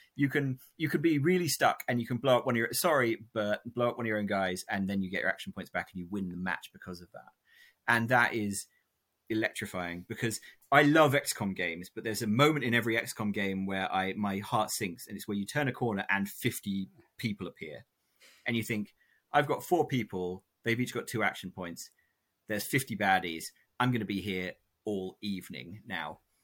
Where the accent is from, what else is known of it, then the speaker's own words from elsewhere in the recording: England, United Kingdom; my dad is American and we grew up in England